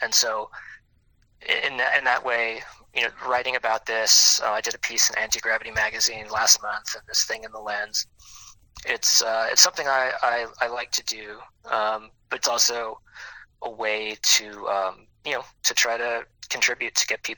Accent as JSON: {"language": "English", "town": "New Orleans", "region": "Louisiana", "country": "United States", "tie": "born or raised there", "said": "I am born and raised here"}